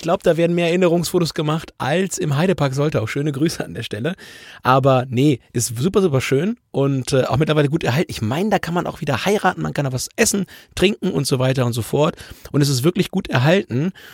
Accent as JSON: {"language": "German", "town": "Bevern", "region": "Lower Saxony", "country": "Germany", "tie": "born or raised there", "said": "oberhalb von Befern, mein Heimatdorf"}